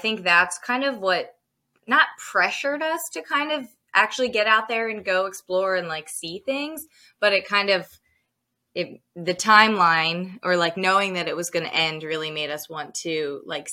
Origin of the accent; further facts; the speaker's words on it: New Jersey, United States; also born or lived in California; I was born in a town on the west side of New Jersey, right outside of Philadelphia